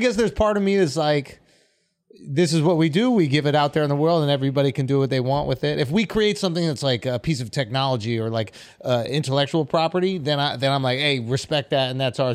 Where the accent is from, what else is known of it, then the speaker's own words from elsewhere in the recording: New York, United States; I'm from New York, Buena Rays, Manhattan